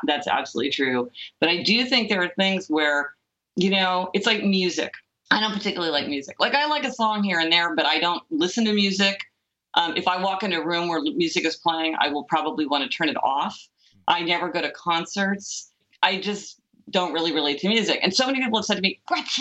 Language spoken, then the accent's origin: English; Kansas City, Missouri, United States; I grew up in Kansas City, Missouri.